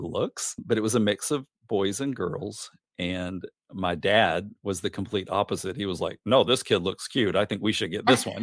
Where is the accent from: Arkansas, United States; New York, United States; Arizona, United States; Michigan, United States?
Arkansas, United States; Gosnell; also born or lived in Little Rock, Arkansas; now in Rochester, New Hampshire, United States; I grew up in a tiny, tiny town named Gosnell, Arkansas, which is the very, very northeast corner